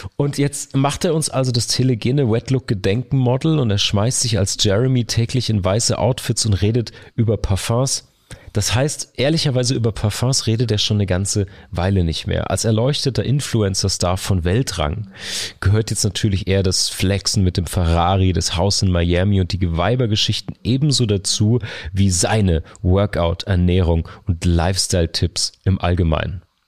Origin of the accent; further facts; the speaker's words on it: Karlsruhe, Baden-Württemberg, Germany; meiner Heimatstadt Karlsruhe